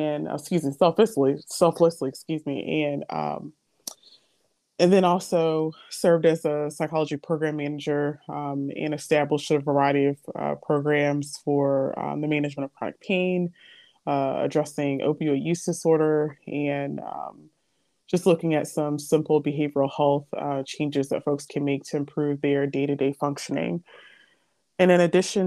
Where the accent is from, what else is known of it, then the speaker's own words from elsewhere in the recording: Portsmouth, Virginia, United States; I'm from the Hampton Roads area. So I'm from Portsmouth, Virginia